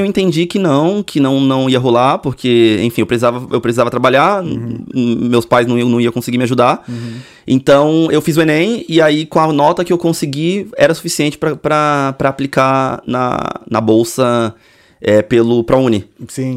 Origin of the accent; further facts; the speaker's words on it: Cubatão, São Paulo, Brazil; moved away as an adult; also born or lived in Santos; eu nasci em Santos. Aham. Uhum. É, litoralzão. Mas eu morava. Só nasci só. Uhum. Mas eu morava numa cidade vizinha, Cubatão.